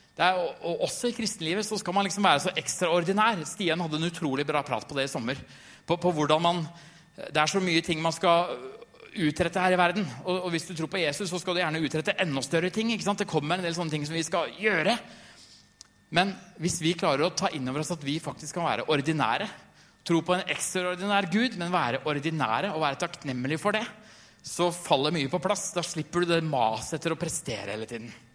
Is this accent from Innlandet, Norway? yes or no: yes; Trysil, Innlandet, Norway; Jeg har en som jeg vokste opp med i Trysil